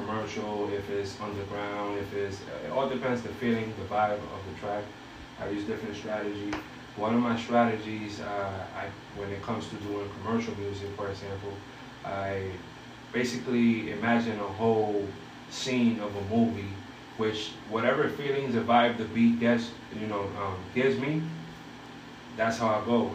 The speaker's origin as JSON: {"language": "English", "town": "Bridgeport", "region": "Connecticut", "country": "United States", "tie": "born or raised there", "also_born_or_lived": "Ponce, Puerto Rico", "said": "I'm from Ponce, Puerto Rico. Raised in Bridgeport, Connecticut"}